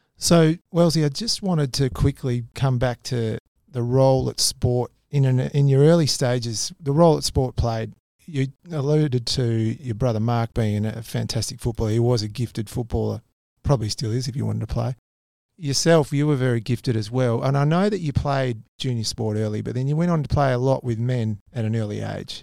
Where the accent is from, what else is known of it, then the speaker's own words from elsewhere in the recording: Quairading, Western Australia, Australia; we both grew up in Quaritting